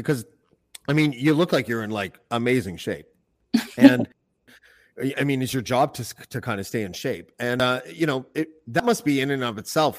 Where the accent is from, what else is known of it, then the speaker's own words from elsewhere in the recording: Canada; Yeah, I'm from Canada.